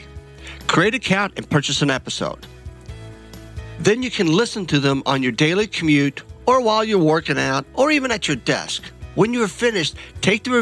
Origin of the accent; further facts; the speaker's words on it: Kentucky, United States; I'm born and raised in Kentucky, and I'm a Kentucky bourbon snob